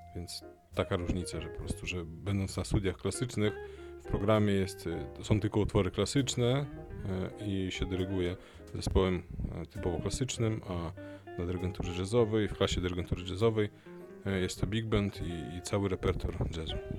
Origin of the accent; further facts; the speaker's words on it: Lithuania; moved away as an adult; also born or lived in Vilnius, Lithuania; now in Poland; urodziłem się na Litwie polskiej rodzinie w języku polskim, mm, później liceum muzyczne w języku litewskim i studia w Polsce.